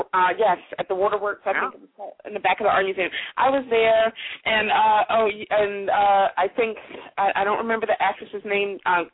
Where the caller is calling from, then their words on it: Philadelphia, Pennsylvania, United States; I'm calling from Philadelphia.